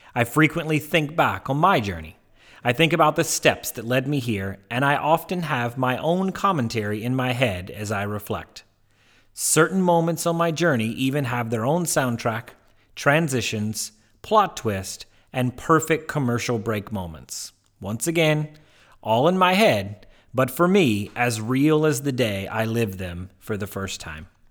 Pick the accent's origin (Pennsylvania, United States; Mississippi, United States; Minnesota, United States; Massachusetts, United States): Mississippi, United States; Tupelo; I was born in Tupelo, Mississippi in 1983